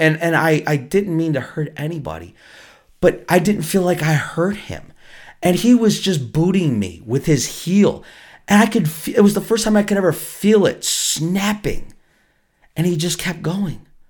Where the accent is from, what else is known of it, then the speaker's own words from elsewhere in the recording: Buffalo, New York, United States; I was from Buffalo, New York